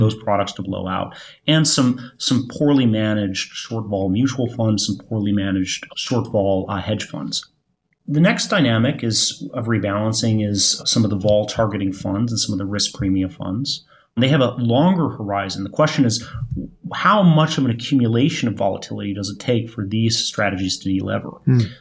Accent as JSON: {"language": "English", "region": "Michigan", "country": "United States", "moved": "yes", "said": "I'm from Michigan, uh, Michigan, where my, where my parents live"}